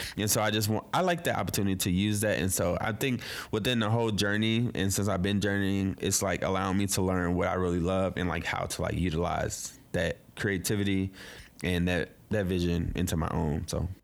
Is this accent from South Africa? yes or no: no; St. Louis, Missouri, United States; now in Brooklyn, United States; I'm originally from Saint Louis, but I live in B K